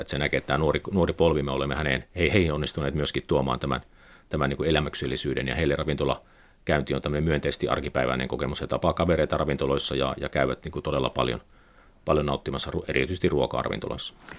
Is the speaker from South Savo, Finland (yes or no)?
yes; Pieksämäki, South Savo, Finland; moved away; olin Pieksämäkeläinen aina. aina. Et se oli pieni vireä kaupunki 70-80-luvulla, kun asuin siellä ja, ja se, siellä oli, oli hyvä, hyvä, hyvä lapsuus, hyvä nuoruus